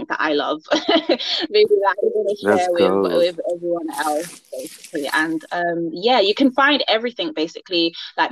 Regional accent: London, United Kingdom; I'm from London, born and raised here.

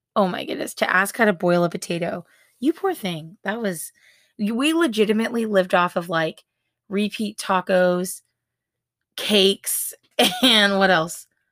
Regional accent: Washington, United States; moved away as an adult; also born or lived in Georgia; we ended up moving to Washington State, which is my home state

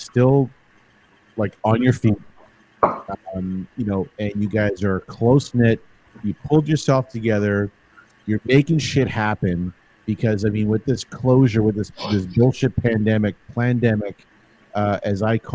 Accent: Toronto, Ontario, Canada; also born or lived in Woodbridge; I was a St. Clair boy

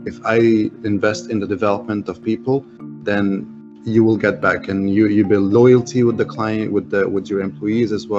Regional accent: Egypt; English is a second language; being Egyptian

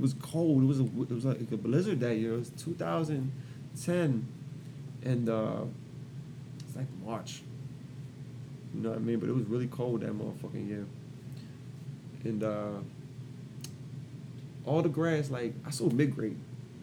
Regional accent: Columbia, Maryland, United States; I'm from Columbia

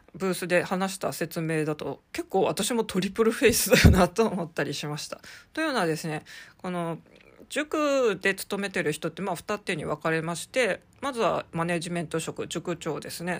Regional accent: Sapporo, Hokkaido, Japan; moved away as an adult; now in Tokyo, Japan; 私はですね、生まれも育ちも札幌

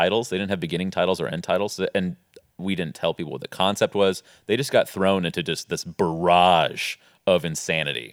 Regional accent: Santa Cruz, California, United States; moved away as an adult; also born or lived in Los Angeles, California; I'm from Santa Cruz, California

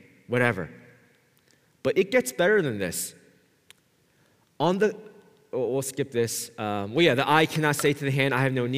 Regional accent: United States; me growing up in the States

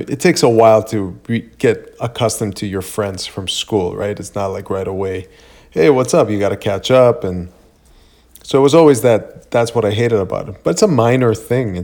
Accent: Greece; moved away; I grew up in Greece, and in Greece, school starts on September 11th, always.

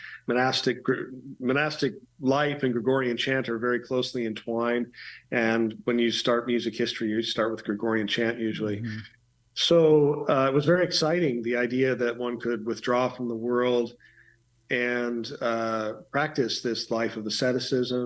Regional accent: Green Bay, Wisconsin, United States; now in Chicago, United States; I basically grew up in Green Bay, Wisconsin.

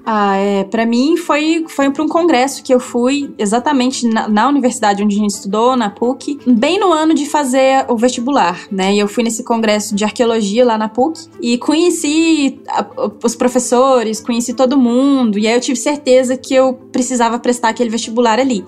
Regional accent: Jataí, Goiás, Brazil; eu sou da cidade de Jataí, em Goiás

